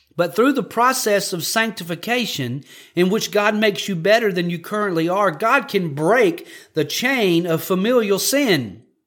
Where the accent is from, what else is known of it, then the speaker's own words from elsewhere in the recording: Louisiana, United States; I'm from Louisiana